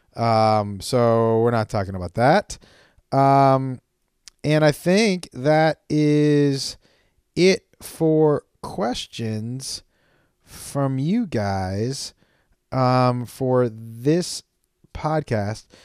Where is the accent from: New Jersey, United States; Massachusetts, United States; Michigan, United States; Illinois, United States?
Massachusetts, United States; Amherst; I was working at a place where I grew up in Amherst, Massachusetts